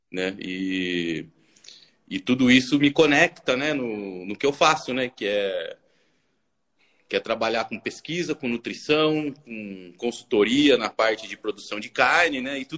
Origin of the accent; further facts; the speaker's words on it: Tatuí, São Paulo, Brazil; accent: interior São Paulo; eu sou natural de Tatuí, que é interior de São Paulo, perto de Tapetininga, de Piracicaba, por isso esse meu sotaque maravilhoso, que eu já perdi muito, mas ainda, né, mas ainda trago ele comigo.